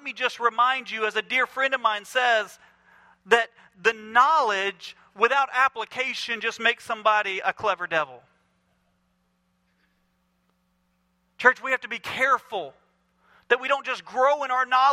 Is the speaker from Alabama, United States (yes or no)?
yes; Mobile, Alabama, United States; I'm from Mobile, Alabama